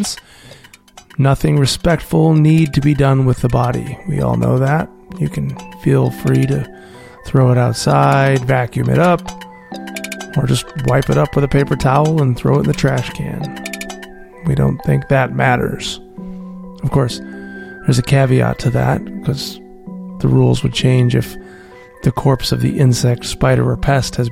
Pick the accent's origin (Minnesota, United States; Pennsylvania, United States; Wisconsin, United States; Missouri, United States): Wisconsin, United States; now in Los Angeles, United States; I grew up in Wisconsin